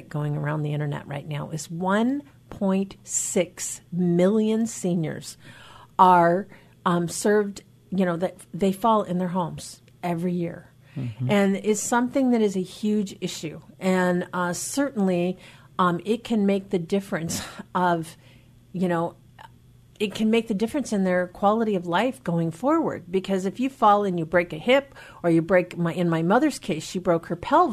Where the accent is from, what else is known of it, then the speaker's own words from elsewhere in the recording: Skagit County, Washington, United States; I was raised in Skagit County